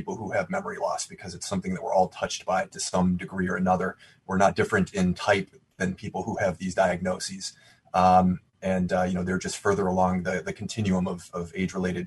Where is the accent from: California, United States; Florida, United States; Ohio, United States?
Ohio, United States; Cleveland; my hometown is Cleveland